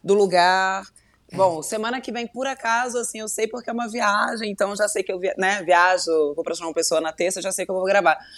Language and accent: Portuguese; Volta Redonda, Rio de Janeiro, Brazil; accent: light carioca; eu sou de Volta Redonda, eu sou fluminense, interior do Rio